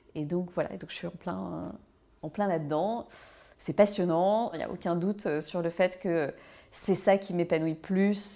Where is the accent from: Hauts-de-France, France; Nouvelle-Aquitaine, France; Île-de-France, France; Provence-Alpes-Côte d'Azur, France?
Île-de-France, France; Malakoff; J'ai grandi euh, à Malakoff, dans le, sud de Paris